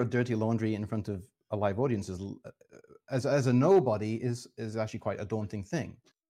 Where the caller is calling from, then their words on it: London, United Kingdom; I'm currently in London, UK.